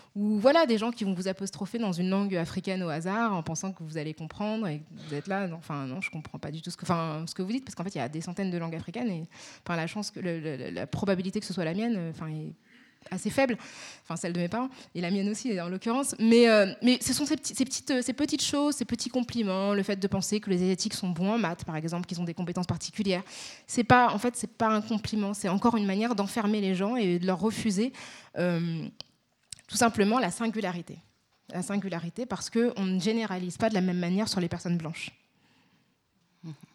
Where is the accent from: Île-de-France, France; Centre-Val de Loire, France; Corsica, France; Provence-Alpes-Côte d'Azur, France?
Île-de-France, France; Paris; accent: Parisian; je suis née à Paris. J'ai grandi dans, dans l'est parisien